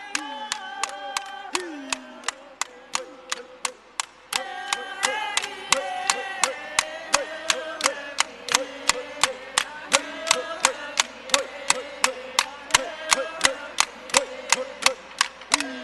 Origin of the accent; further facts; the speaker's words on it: Round Valley, California, United States; we're from Round Valley